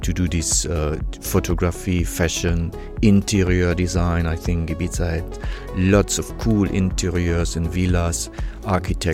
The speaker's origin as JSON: {"language": "English", "town": "Warstein", "region": "North Rhine-Westphalia", "country": "Germany", "tie": "born or raised there", "also_born_or_lived": "Bielefeld", "second_language": "English", "moved": "as an adult", "said": "I was born in Sauerland, in Warstein."}